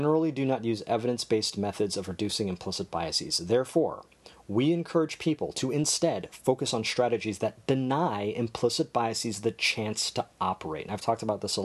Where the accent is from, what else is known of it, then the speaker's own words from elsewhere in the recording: United States; growing up in America